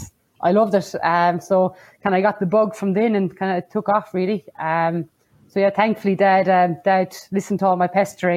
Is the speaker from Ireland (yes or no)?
yes; Castleisland, Munster, Ireland; But Dad was actually always involved with the rugby club locally, Castle Island RFC in town.